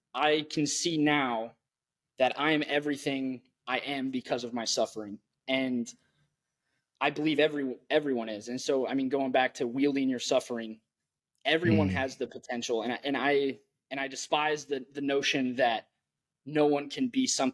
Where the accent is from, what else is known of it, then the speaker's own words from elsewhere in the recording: Tumwater, Washington, United States; grew up in Olympia, Washington, or Tumwater, Washington